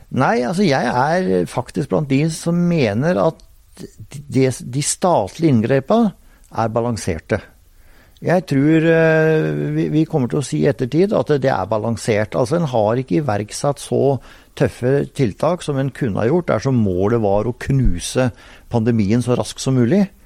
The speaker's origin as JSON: {"language": "Norwegian", "region": "Telemark", "country": "Norway", "said": "der jeg kommer fra, på Hardangervidda i Telemark"}